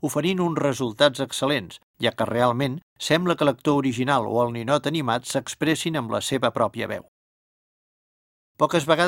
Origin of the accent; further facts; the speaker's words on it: Olesa de Montserrat, Catalonia, Spain; jo, com ja he explicat, sóc d'Olesa de Montserrat, comarca del Baix Llobregat Nord, o sigui una mica de la Catalunya interior, de poble, per entendre'ns millor. La gent de poble parlem un català natural correcte